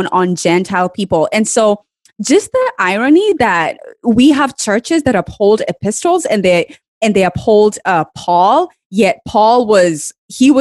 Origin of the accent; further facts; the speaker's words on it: Kenya; I grew up in Kenya, which is maybe like 99.99% Black people.